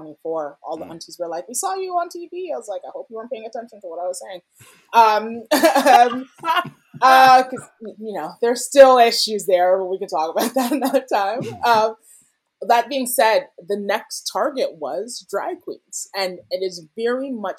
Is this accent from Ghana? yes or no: yes; Ghana; now in Canada; I'm Ghanaian